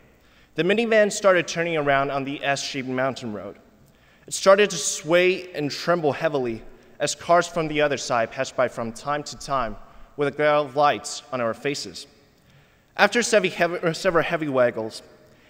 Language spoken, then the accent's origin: English; Kunming, Yunnan, China; moved away; a remote suburb of Kunming, my hometown in southwestern China